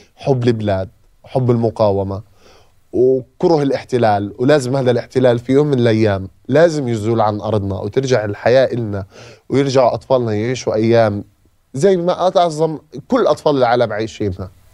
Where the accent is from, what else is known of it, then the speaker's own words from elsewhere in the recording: Gaza, Gaza Strip, Palestine; moved away as an adult; اي طفل من عندنا من غزه